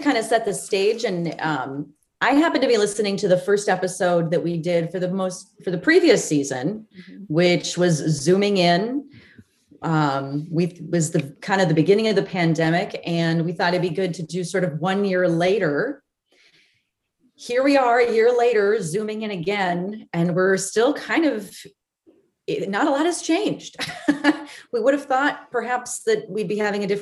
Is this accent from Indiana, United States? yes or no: no; Melrose, Minnesota, United States; moved away; my hometown of Melrose